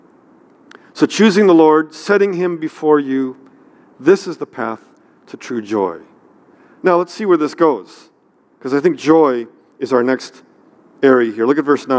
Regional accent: near San Francisco, California, United States; I grew up near San Francisco, so we had lots of earthquakes

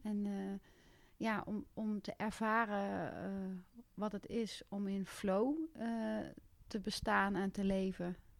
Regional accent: Westervoort, Gelderland, Netherlands; ik kom oorspronkelijk uit Westervoort en ik kom uit een gezin met twee andere kinderen nog

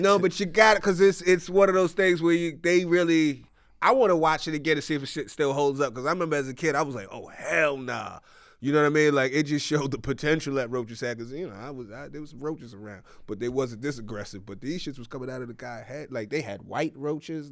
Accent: New York, United States; now in California, United States; I'm a New Yorker

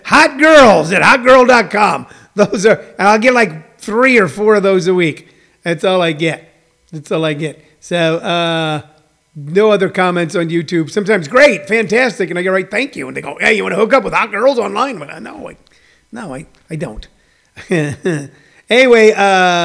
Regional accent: Midwest, United States; moved away; where I grew up in the Midwest

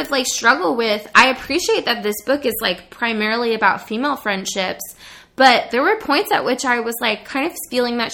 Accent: Monterey, California, United States; it does take place in my hometown

